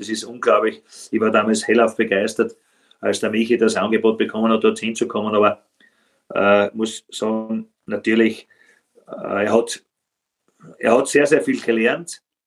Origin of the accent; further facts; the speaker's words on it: Styria, Austria; das ist aus meiner Heimat, muss sagen, Hartberg